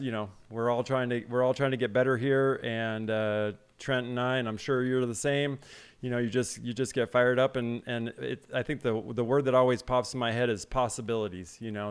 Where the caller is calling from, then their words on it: Salt Lake City, Utah, United States; I'm calling in from Salt Lake City, Utah